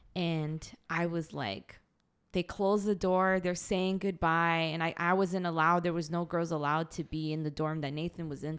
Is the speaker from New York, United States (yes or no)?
no; Boston, Massachusetts, United States; I'm an American citizen, I was born in Boston